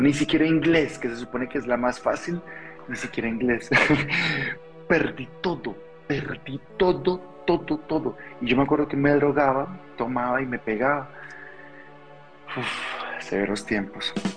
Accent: Colombia; now in Mexico; soy colombiano, vivo en México

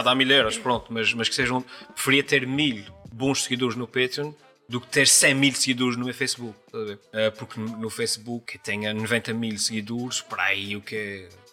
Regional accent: São Miguel, Azores, Portugal; accent: Micaelense

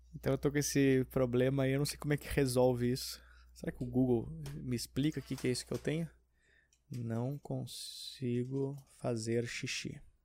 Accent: Porto Alegre, Rio Grande do Sul, Brazil; now in São Paulo, Brazil; quando eu era pequeno, tinha em Porto Alegre no shopping

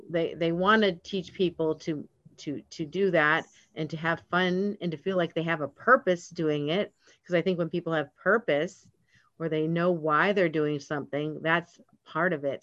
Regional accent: Atlanta, Georgia, United States; I'm from Georgia, from Atlanta area.

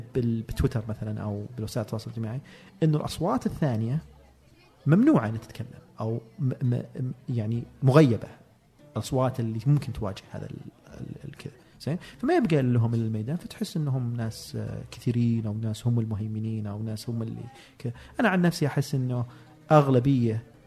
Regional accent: Saudi Arabia; انا ومجموعه باحثين من الخليج

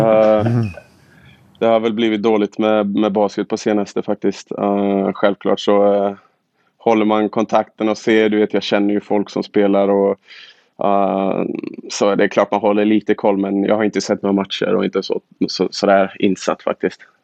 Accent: Borås, Västra Götaland, Sweden; also born or lived in Luleå; now in Michigan, United States; jag kommer från Boråstrakten, jag har spelat i Luleå

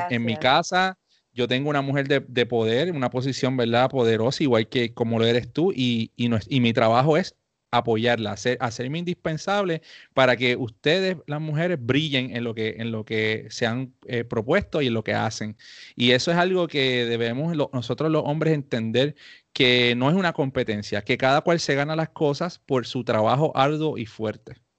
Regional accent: Puerto Rico; los dos somos puertorriqueños

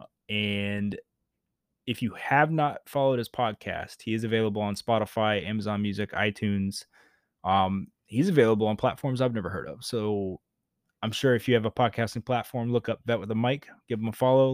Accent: Georgia, United States; moved away as an adult; I left my home state of Georgia to go to Navy boot camp

